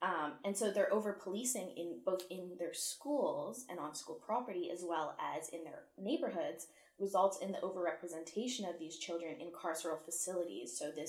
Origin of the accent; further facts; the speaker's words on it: Ottawa, Ontario, Canada; moved away as an adult; now in Vancouver, Canada; in my hometown of Ottawa